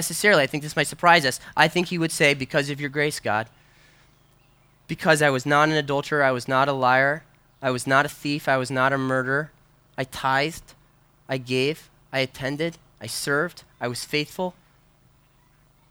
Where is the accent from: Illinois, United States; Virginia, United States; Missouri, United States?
Illinois, United States; Wheaton; moved away; when I was growing up in Chicago, we were in Wheaton